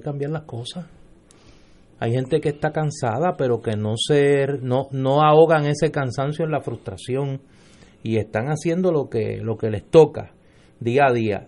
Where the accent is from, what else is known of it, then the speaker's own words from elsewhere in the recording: Puerto Rico; puertorriqueñas y puertorriqueños